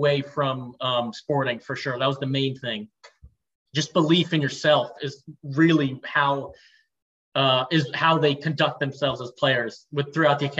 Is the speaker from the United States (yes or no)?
yes; United States; also born or lived in Portugal; now in Italy; as an American